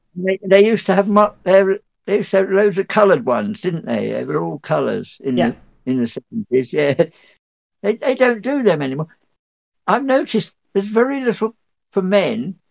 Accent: North Dorset, South West England, United Kingdom; North, North Dorset

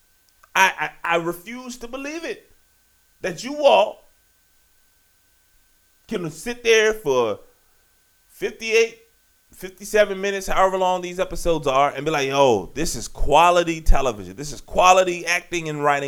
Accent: Richmond, Virginia, United States; my hometown of Richmond, Virginia

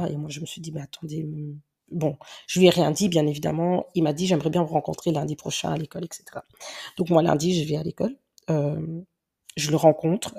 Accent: Belgium; accent: Belgian; C'est peut-être pour ça que vous entendez mon accent belge. Ouais, il est vraiment belge.

